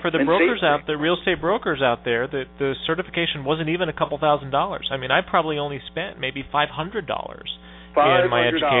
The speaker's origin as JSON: {"language": "English", "region": "Iowa", "country": "United States", "moved": "yes", "lives_now": "Washington, D.C., United States", "said": "Like, I'm from Iowa"}